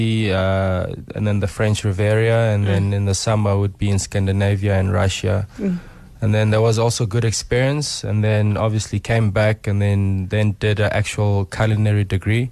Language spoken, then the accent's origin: English; Johannesburg, Gauteng, South Africa; born and bred in Soweto. Obviously grew up in Joburg